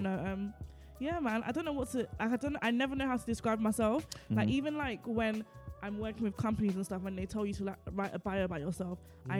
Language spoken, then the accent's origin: English; United Kingdom; I was born in the UK.